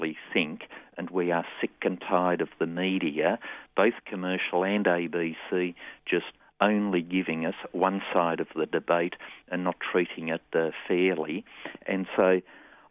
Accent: Australia

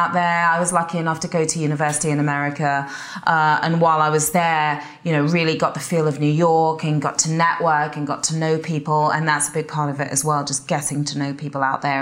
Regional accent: Watford, East of England, United Kingdom; accent: English; moved away as an adult; also born or lived in Guildford, England; now in United States; growing up in Watford

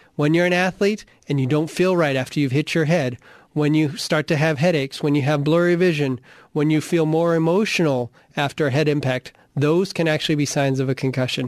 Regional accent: Arizona, United States; I grew up in Arizona playing football

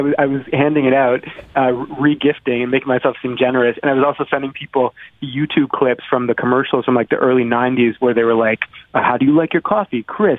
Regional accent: Toronto, Ontario, Canada; now in Washington, United States; It's bad, but I'm from Toronto, right? So I'm used to it being terrible. I miss home.

